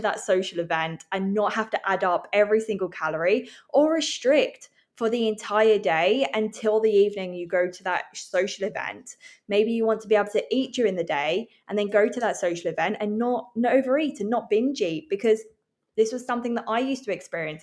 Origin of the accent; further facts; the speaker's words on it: England, United Kingdom; now in Vancouver, Canada; I'm living in Vancouver. I'm from England